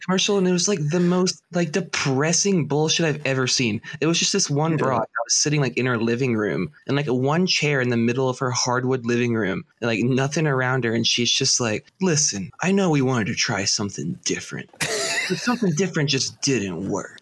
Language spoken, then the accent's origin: English; Birmingham, Alabama, United States; now in Syracuse, United States; I grew up in Birmingham, Alabama, surrounded by fucking cons